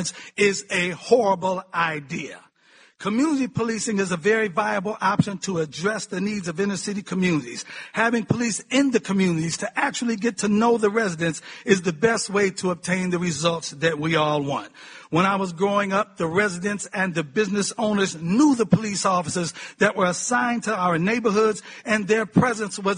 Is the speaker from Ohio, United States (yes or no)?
yes; Cleveland, Ohio, United States; The city of Cleveland, my hometown